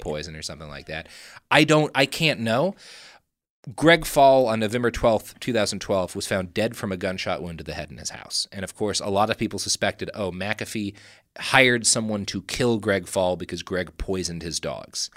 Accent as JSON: {"language": "English", "region": "Texas", "country": "United States", "said": "We come from Texas"}